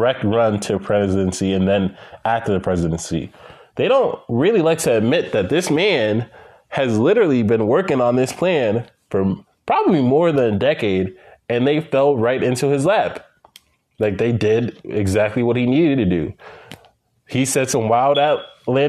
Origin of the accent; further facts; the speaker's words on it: Guyana; my home country of Guyana